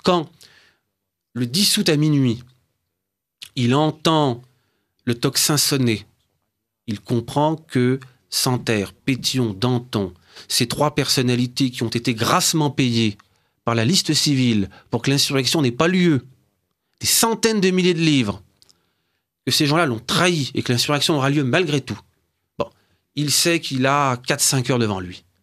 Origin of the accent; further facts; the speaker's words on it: Brittany, France; je suis originaire d'un patelin de Bretagne